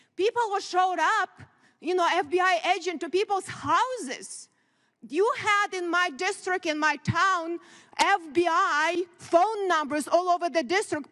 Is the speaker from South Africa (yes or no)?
no; Ukraine; now in United States; I grew up in very similar country, Ukraine now